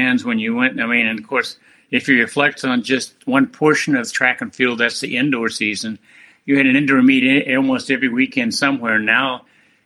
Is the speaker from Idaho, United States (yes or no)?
no; Wichita, Kansas, United States; I was a young boy growing up in Wichita